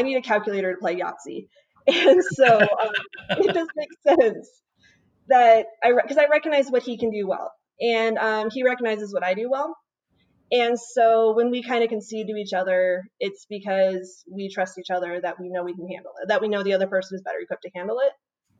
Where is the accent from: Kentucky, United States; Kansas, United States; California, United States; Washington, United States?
Washington, United States; also born or lived in South Dakota / Montana; back, I was originally from Washington State.